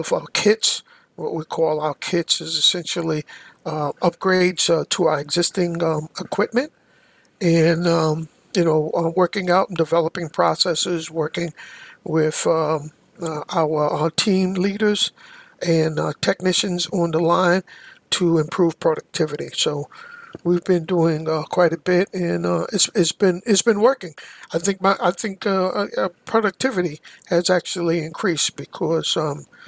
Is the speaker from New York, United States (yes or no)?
yes; New York City, New York, United States; also born or lived in Harlem, New York; I was born in Harlem, USA, and grew up in Brooklyn and Queens, New York